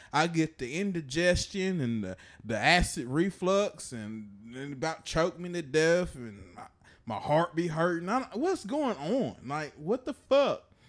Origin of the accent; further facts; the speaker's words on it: Chattanooga, Tennessee, United States; growing up in Chattanooga, we had this place called Central Park